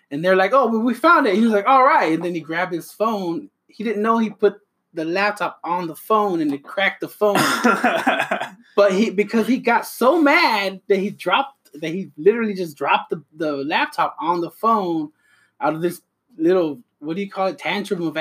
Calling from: Texas, United States; I'm coming from Texas.

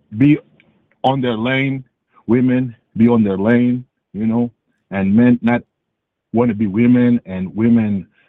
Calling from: Atlanta, Georgia, United States; I'm calling from Atlanta, Georgia, even though I am African.

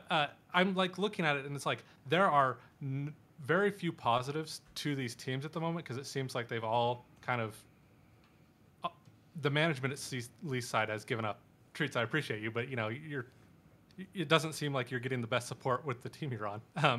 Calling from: Salt Lake City, Utah, United States; I'm calling from Salt Lake City, Utah.

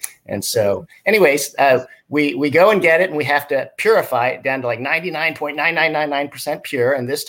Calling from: California, United States; And I'm dialing in from the San Francisco Bay Area.

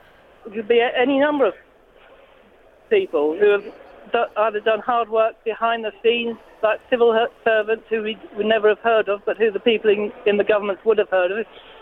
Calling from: London, United Kingdom; No, I'm calling from Brixton Market.

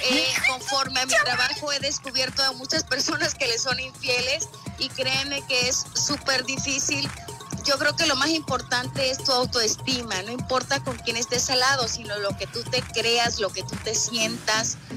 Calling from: Tlacotalpan, Veracruz, Mexico; De Tlacotalpan, Veracruz preciosas.

